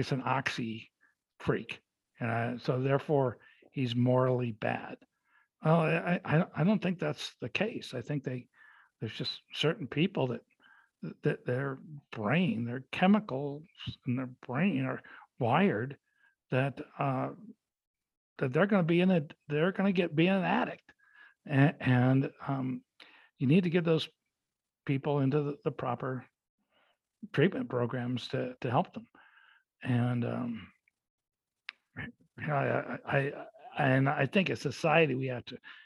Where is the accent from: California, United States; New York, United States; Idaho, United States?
California, United States; Los Angeles; I was growing up in Los Angeles